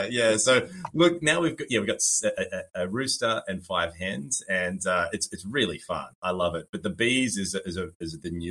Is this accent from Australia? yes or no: yes; Sydney, New South Wales, Australia; also born or lived in Burleigh Heads, Queensland; now in Gold Coast hinterland, Australia; where I'm from, I'm from Australia, um, and uh, I was raised in Sydney and now I live in uh, the hinterland in the Gold Coast, uh, but spent a, a, good chunk of time in Burleigh Heads, which is right on the beach.